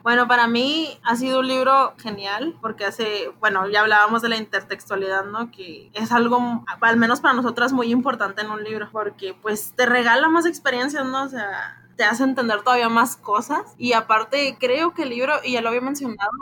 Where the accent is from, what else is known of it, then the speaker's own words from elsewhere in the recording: Mexico; Nosotros que somos orgullosamente mexicanos